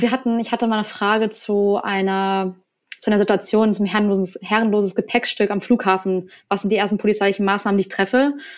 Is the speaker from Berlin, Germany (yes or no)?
yes; Berlin, Germany; moved away as an adult; now in Neustrelitz, Germany; eigentlich komme ich aus Berlin